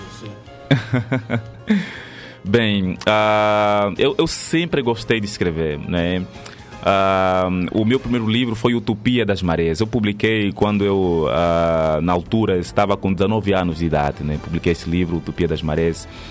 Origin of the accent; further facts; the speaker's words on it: Benguela, Angola; moved away as an adult; now in Brazil; eu sou de Angola, não é? Uh, nasci na província de Benguela